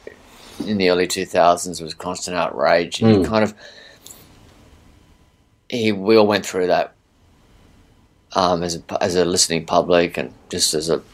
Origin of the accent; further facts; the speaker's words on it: North Queensland, Australia; I'm from North Queensland